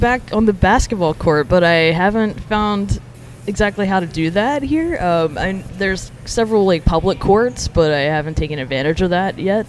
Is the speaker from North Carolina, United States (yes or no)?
no; Montgomery, Alabama, United States; moved away as an adult; now in New York, United States; being born and raised in Alabama